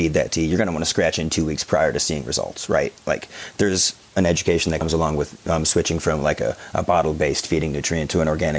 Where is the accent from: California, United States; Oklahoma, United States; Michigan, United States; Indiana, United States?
Michigan, United States; Detroit; moved away; I'm originally from Detroit, so I've got and everybody I went to high school with is obviously in the same demographic